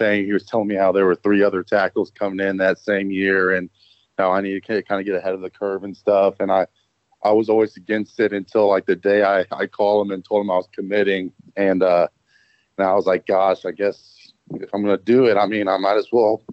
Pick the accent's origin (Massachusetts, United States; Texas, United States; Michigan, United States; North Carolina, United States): Texas, United States; Dallas; I grew up in Dallas, and so I wanted to be a Texas Longhorn